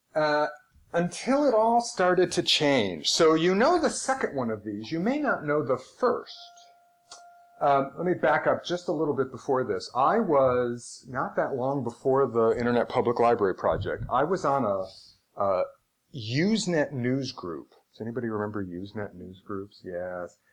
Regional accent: just outside of Syracuse, New York, United States; now in Seattle, United States; I grew up just outside of Syracuse

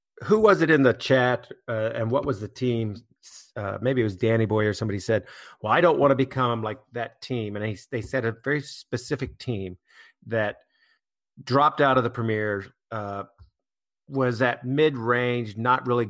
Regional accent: United States; as an American

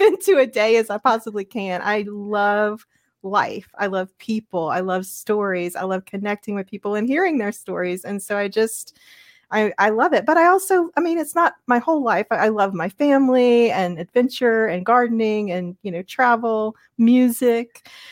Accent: Louisiana, United States; moved away as an adult; I'm a Louisiana girl, I grew up in Louisiana and stayed there all the way from my birth all the way through after grad school at L S U in Baton Rouge

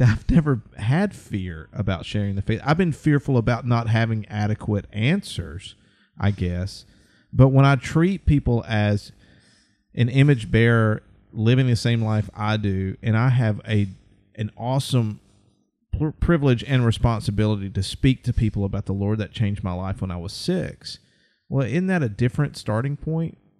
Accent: central Alabama, United States; I'm from Alabama and I've lived pretty much central Alabama all my life

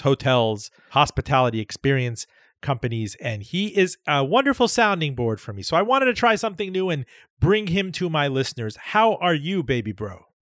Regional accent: Miami, Florida, United States; moved away; Miami, Florida, uh, my hometown where we grew up together

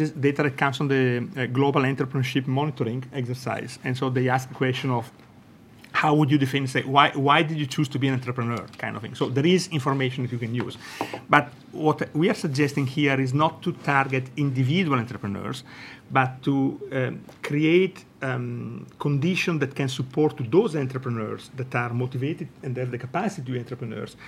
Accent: Italy; accent: Italian; English is a second language; I'm Italian, as my accent shows.

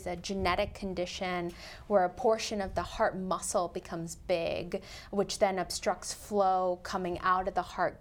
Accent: Colorado and Nebraska, Midwest, United States; also born or lived in India / Missouri / St. Louis; I was born in India, and we moved to the United States when I was 7 years old, and I got to grow up in small towns in Colorado and Nebraska and live a wonderful Midwestern childhood

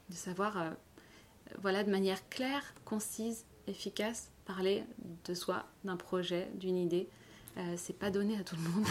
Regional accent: Paris, Île-de-France, France; moved away as an adult; now in Lausanne, Switzerland; je suis originaire de Paris euh, et je suis arrivée dans la région il y a 4 ans.

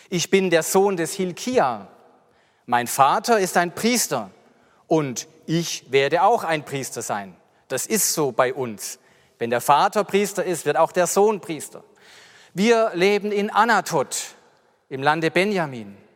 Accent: Mühlhausen an der Enz, Baden-Württemberg, Germany; ich bin 53 Jahre alt, ich bin aufgewachsen in Mühlhausen an der Enz, ich hatte noch drei Geschwister

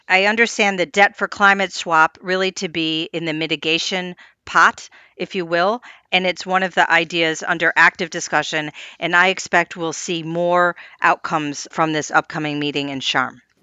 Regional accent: Midwest, United States; I'm also from the Midwest

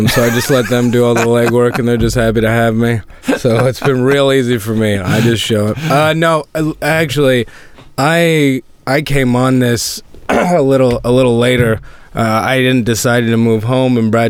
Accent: Sydney, Nova Scotia, Canada; moved away; I grew up in Sydney

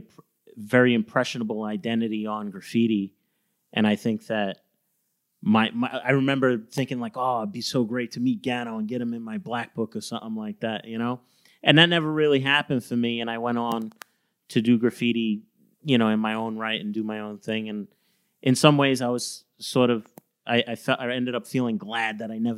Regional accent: New York City, New York, United States; I grew up on Staten Island

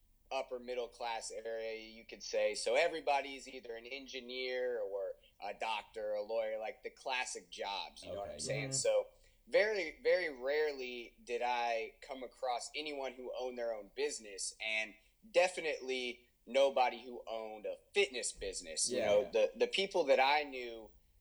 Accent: Houston, Texas, United States; also born or lived in Austin, Texas; I live in Houston, Texas with my wife, Brittany, my almost 4-year-old daughter, Aubrey, and my 7-month-old son, Gavin. So I was born and raised here in Houston

